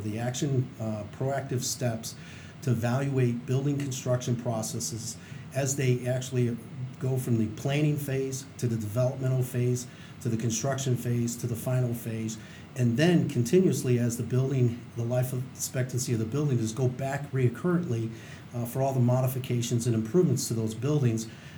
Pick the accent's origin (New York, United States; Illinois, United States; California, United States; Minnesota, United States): Illinois, United States; Chicago; moved away as an adult; now in Carson City, United States; I'm actually from Chicago, Illinois